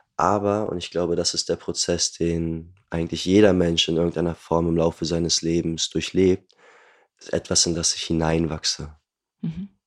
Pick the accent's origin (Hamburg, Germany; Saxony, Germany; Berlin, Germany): Hamburg, Germany; Ich bin Hamburger äh, geboren und aufgewachsen, lebe auch dort heute noch